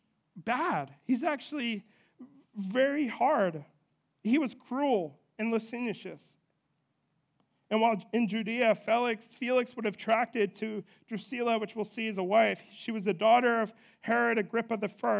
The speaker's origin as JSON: {"language": "English", "country": "United States"}